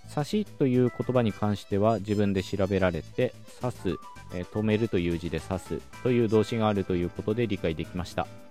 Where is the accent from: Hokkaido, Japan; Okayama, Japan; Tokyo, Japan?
Okayama, Japan; 僕自身は岡山県出身